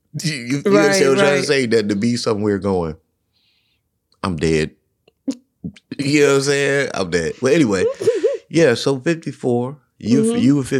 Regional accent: the South, United States; now in Colorado, United States; we grew up in the South.

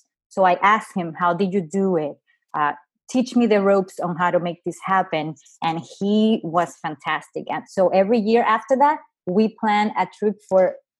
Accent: New Jersey, United States; I'm originally from New Jersey. That's where I have my license.

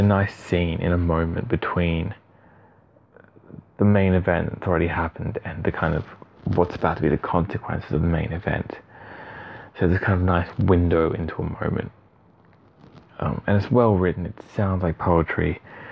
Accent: Australia; I am an Aussie

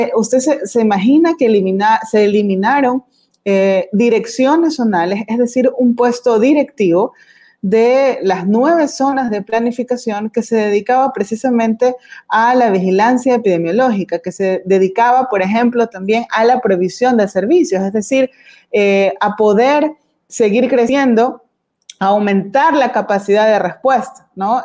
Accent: Guayaquil, Guayas, Ecuador; quienes somos de Guayaquil, quienes tenemos familiares en Guayaquil

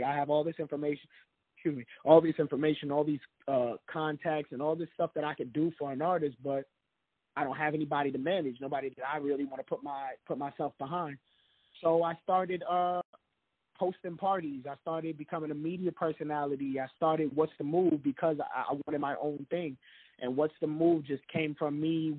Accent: New York City, New York, United States; I'm from the Bronx, New York. I went to school in the Bronx, and I grew up in the project

